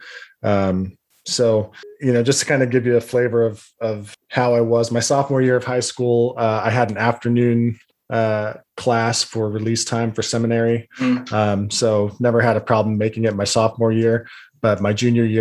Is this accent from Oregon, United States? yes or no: no; Salt Lake area, Utah, United States; also born or lived in Bountiful, Utah / West Jordan, Utah; I was born and raised in the Salt Lake area